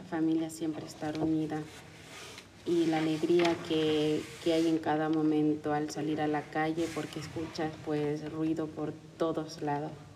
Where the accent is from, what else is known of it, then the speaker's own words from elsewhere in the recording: Ecuador; first language Spanish; moved away; De Ecuador